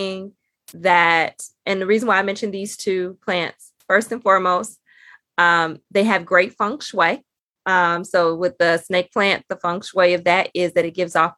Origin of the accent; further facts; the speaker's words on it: Chicago, Illinois, United States; I'm from Chicago